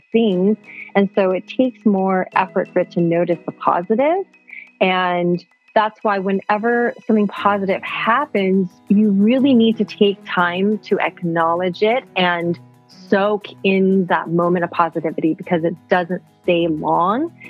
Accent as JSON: {"language": "English", "region": "Bangkok", "country": "Thailand", "tie": "born or raised there", "said": "I grew up bicultural in Bangkok, Thailand"}